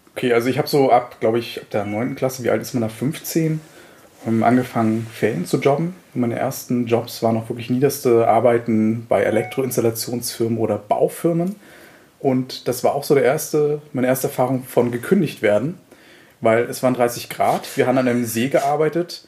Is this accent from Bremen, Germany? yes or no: no; Mecklenburg-Vorpommern, Germany; Das kann ich als Mecklenburger natürlich sehr, sehr gut heißen